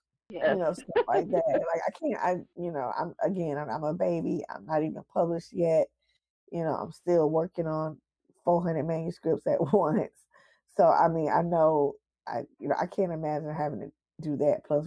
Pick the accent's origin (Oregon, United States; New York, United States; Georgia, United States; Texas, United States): Georgia, United States; Atlanta; I'm from Atlanta